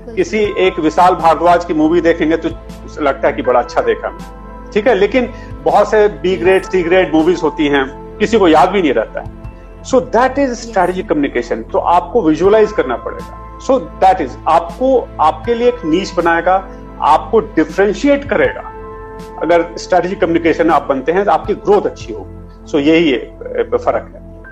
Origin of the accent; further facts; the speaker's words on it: Jharkhand, India; moved away as an adult; now in Delhi, India; मैं उसी जगह से आता हूँ झारखंड से आता हूँ और धोनी मैंने हमारे पड़ोसी हैं समझ लीजिए